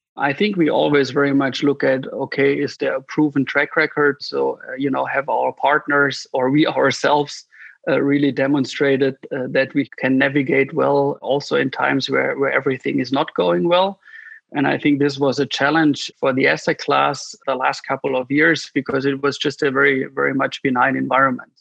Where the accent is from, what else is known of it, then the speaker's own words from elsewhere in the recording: near the Swiss border, Baden-Württemberg, Germany; I originally grew up in the south of Germany, which is, you know, very close to the Swiss border